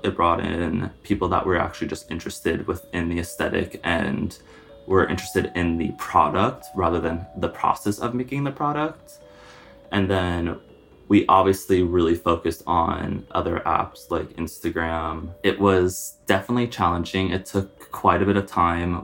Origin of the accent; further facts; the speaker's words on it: Long Island, New York, United States; I'm from Long Island, not too far away